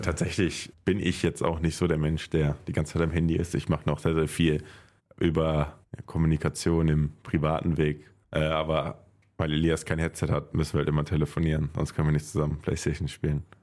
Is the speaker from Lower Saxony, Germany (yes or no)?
no; Haldern, North Rhine-Westphalia, Germany; Das ist halt mein Heimatdorf. Ich komme ursprünglich aus Haldern.